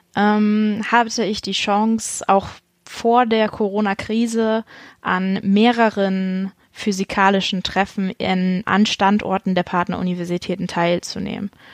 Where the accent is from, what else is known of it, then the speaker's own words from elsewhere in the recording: Buxtehude, Lower Saxony, Germany; Ich bin äh, in Niedersachsen zur Schule gegangen, auf die Halle-Pagen-Schule in Buxtehude